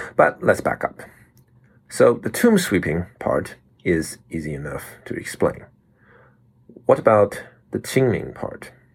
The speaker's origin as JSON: {"language": "English", "country": "Taiwan", "tie": "born or raised there", "said": "we all had to learn as kids growing up in Taiwan"}